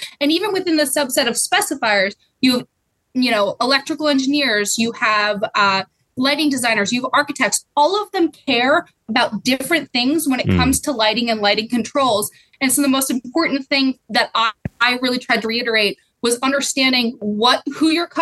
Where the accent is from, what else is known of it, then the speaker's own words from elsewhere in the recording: Pottsville, Pennsylvania, United States; moved away; also born or lived in Bethlehem, Pennsylvania / New York City; I grew up in Pottsville, Pennsylvania